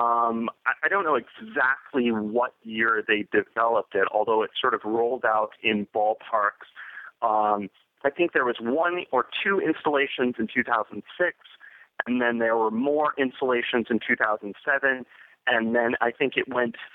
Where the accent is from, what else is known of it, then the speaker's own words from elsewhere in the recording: Boston, Massachusetts, United States; as a kid growing up in the Boston area